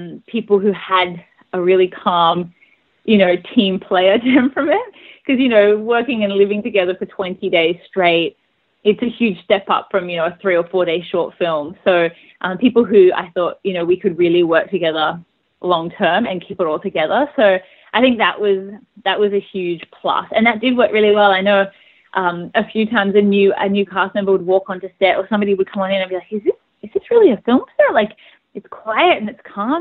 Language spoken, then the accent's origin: English; Australia; I'm an Australian filmmaker